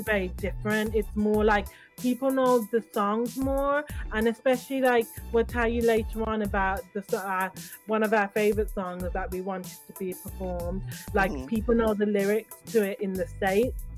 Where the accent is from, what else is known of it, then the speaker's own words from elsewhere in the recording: Birmingham, West Midlands, United Kingdom; also born or lived in London; we were born and raised in Birmingham